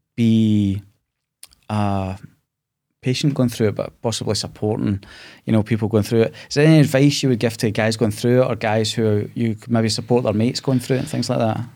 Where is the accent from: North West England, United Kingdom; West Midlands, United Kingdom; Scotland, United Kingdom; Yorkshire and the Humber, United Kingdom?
Scotland, United Kingdom; being Scottish